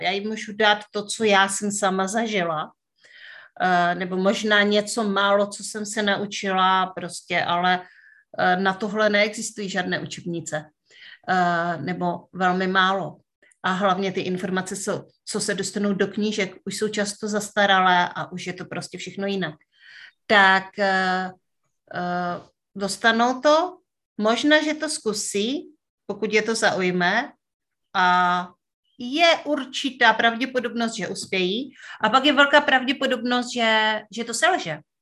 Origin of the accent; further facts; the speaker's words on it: Northern Moravia, Czechia; já pocházím ze Severní Moravy